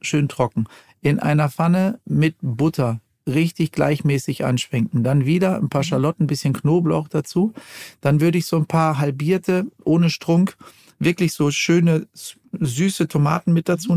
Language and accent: German; Ruhr area, North Rhine-Westphalia, Germany; ich komme ja aus dem Ruhrgebiet